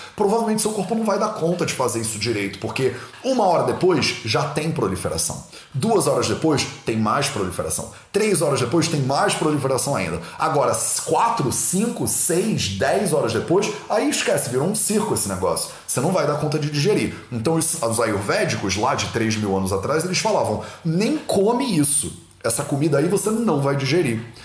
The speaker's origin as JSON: {"language": "Portuguese", "region": "Rio de Janeiro", "country": "Brazil", "tie": "born or raised there", "accent": "carioca", "said": "eu fui criado no Rio de Janeiro. No Rio de Janeiro, não dá nem para perceber, né? Pelo meu sotaque sutil, né? De carioca"}